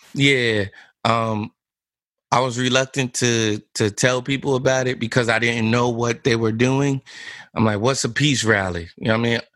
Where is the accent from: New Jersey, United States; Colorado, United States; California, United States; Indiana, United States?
New Jersey, United States; Neptune; I grew up in Neptune